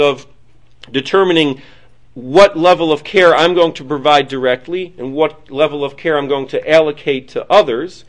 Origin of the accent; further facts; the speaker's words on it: Detroit, Michigan, United States; also born or lived in Manhattan, New York / Queens, New York; now in New York, United States; I come from Detroit, so my mother's still in Detroit